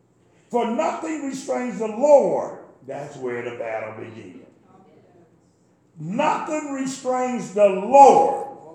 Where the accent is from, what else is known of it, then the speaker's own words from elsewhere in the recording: North Carolina, United States; Yeah, I'm from North Carolina too.